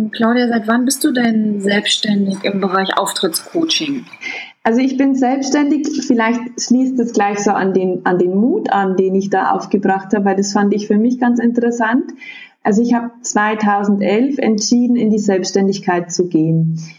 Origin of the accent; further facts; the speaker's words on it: Bavaria, Germany; Und ich komme aus Bayern und zwar so aus der Oberpfalz.